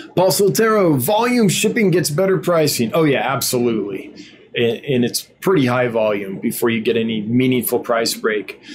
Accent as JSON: {"language": "English", "region": "Northern California", "country": "United States", "tie": "born or raised there", "said": "growing up in Northern California"}